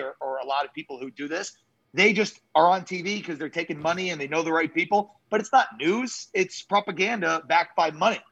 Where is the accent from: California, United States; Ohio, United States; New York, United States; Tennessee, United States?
New York, United States; moved away; also born or lived in Jacksonville, Florida; Growing up in New York